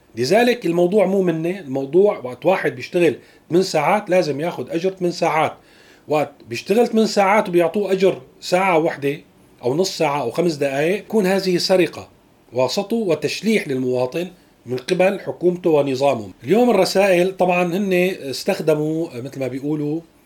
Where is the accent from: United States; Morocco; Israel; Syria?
Syria; نحن اليوم كسوريين